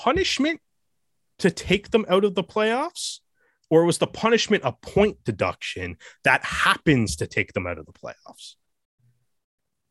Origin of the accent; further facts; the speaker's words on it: Canada; I'm Canadian